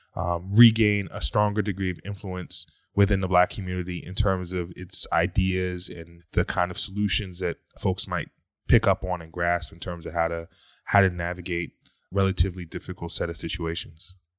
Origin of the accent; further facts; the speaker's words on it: Philadelphia, Pennsylvania, United States; I'm originally from Philadelphia